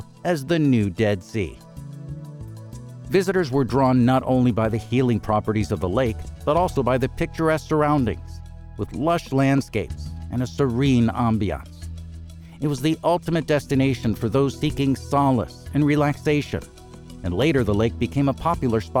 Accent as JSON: {"language": "English", "country": "United States", "also_born_or_lived": "Washington, D.C. / Maryland / Florida", "moved": "as an adult", "lives_now": "Cancun, Mexico", "said": "I'm originally from Maryland and Florida in the U.S."}